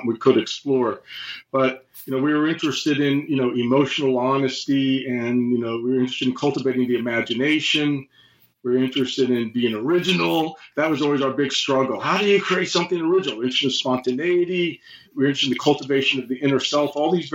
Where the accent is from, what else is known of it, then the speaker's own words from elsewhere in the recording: United States; as an American